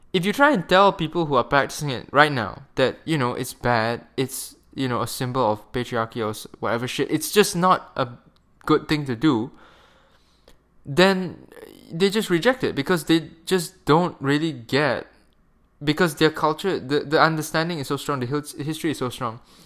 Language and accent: English; Malaysia; moved away as an adult; I'm a Malaysian, and I grew up in Malaysia for, like, eighteen years of my life